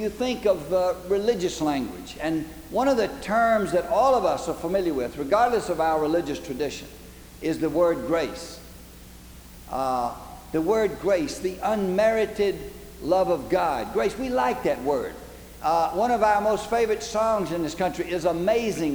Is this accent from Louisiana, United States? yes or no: no; Alabama, United States; now in Georgia, United States; I come from the South. I was born and raised in Alabama. Then I live in Georgia